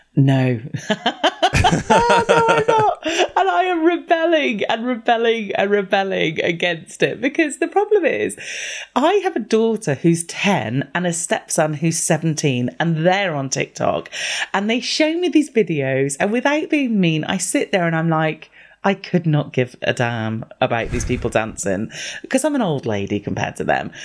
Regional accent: United Kingdom; I'm the only British person I know who doesn't like tea

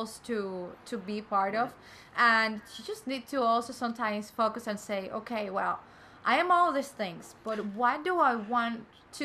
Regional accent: Cuba; now in United States; I'm coming from Cuba, although I'm young

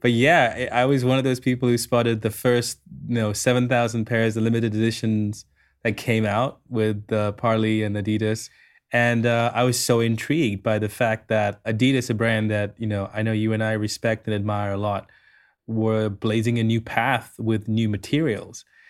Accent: Sri Lanka; I grew up in Sri Lanka. I grew up, uh, literally five hundred yards from the Indian Ocean

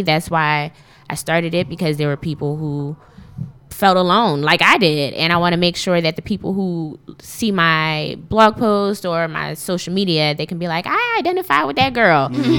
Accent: Philadelphia, Pennsylvania, United States; I grew up in North Philadelphia, graduated from Strawberry Mansion High School.

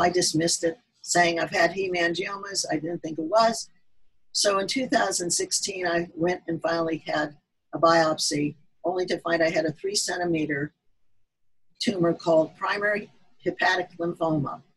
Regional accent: Midwest, United States; accent: Midwestern; also born or lived in north of Boston; now in Massachusetts, United States; I originated from the middle part of the country. So my accent sounds more Midwestern until I talked to some of my New Englanders here.

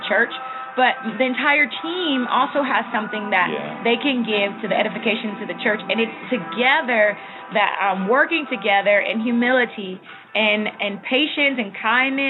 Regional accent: Cleveland, Ohio, United States; accent: Midwest; moved away as an adult; now in Cuernavaca, Mexico; I am from Cleveland, Ohio, originally born and raised.

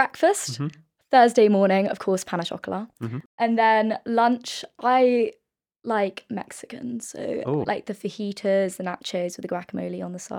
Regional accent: London, United Kingdom

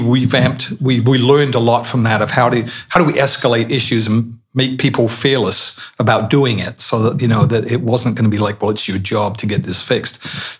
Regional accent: Colchester, East of England, United Kingdom; moved away; I'm from Colchester

